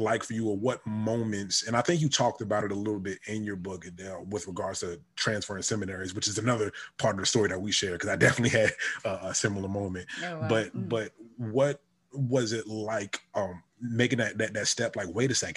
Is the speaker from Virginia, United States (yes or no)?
yes; Richmond, Virginia, United States; moved away as an adult; also born or lived in New York; now in Miami, United States; I grew up in Richmond, Virginia, right? I was born in New York around all black neighborhoods. I moved to Richmond, Virginia, graduated from a predominantly white school